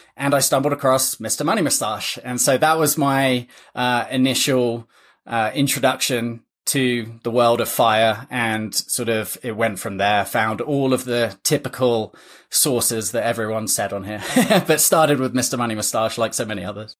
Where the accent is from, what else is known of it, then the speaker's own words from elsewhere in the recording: England, United Kingdom; moved away as an adult; now in United States; I'm originally from England, uh, came to play college tennis